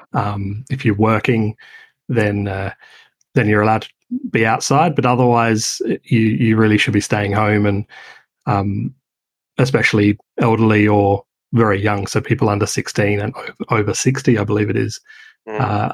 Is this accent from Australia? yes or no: yes; Adelaide, South Australia, Australia; moved away; I'm from Adelaide originally